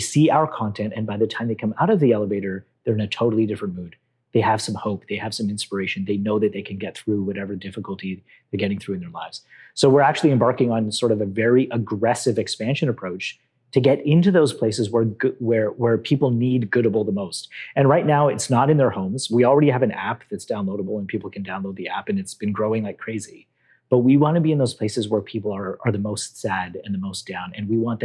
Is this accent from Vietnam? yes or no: no; Canada; I'm Canadian. I was born and raised here